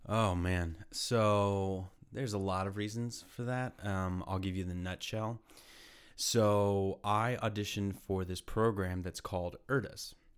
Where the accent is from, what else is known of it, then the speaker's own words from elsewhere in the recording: Texas, United States; moved away as an adult; also born or lived in Austin; now in Ohio, United States; I'm from Texas.